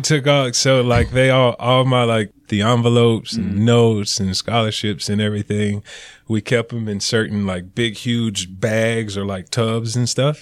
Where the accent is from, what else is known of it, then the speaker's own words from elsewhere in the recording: Greensboro, North Carolina, United States; moved away as an adult; also born or lived in New Orleans, Louisiana; now in Forsyth County, Georgia, United States; I was born and raised in Greensboro, North Carolina